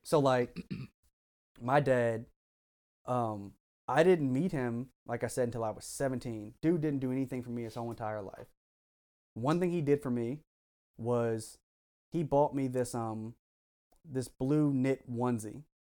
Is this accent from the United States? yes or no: yes; Frederick, Maryland, United States; also born or lived in Howard County, Maryland; I grew up in Frederick the first half of my life